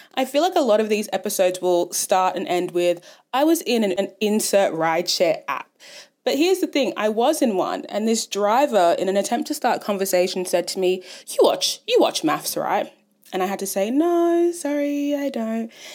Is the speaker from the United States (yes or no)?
no; Ghana; now in Australia; I'm Ghanaian